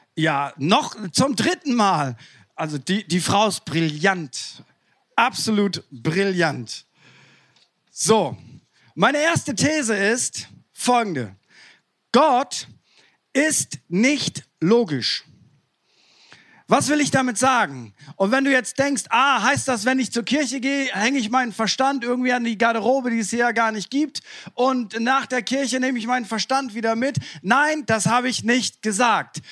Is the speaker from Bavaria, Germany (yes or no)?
no; East Frisia, Lower Saxony, Germany; ich komme ja aus Ostfriesland